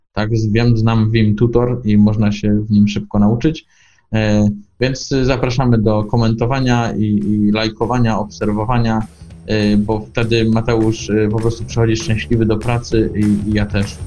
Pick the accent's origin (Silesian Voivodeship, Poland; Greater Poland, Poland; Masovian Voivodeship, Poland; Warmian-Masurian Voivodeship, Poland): Greater Poland, Poland; Poznań; Jestem z Poznania